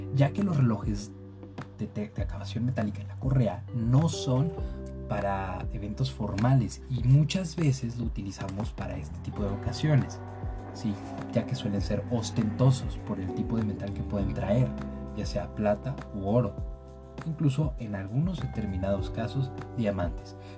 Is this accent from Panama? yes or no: no; Mexico; nosotros como mexicanos